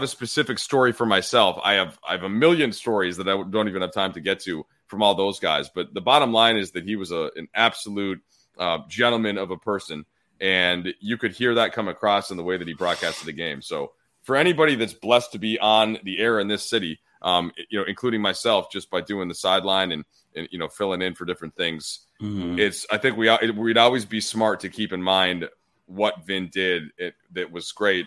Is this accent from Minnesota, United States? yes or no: yes; Minnesota, United States; moved away as an adult; now in Los Angeles, United States; I come from somewhere else. You know, I come from Minnesota. I first moved here in 2008